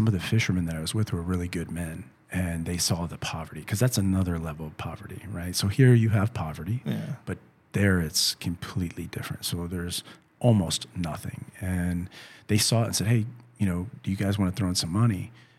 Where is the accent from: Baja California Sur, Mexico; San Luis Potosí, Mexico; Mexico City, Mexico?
San Luis Potosí, Mexico; So I learned the song because I'm from San Luis.